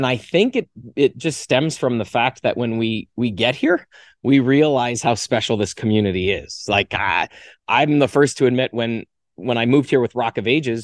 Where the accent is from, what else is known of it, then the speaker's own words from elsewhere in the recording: Canada; now in Las Vegas, United States; I've been an American citizen longer than I actually lived in Canada. I left Canada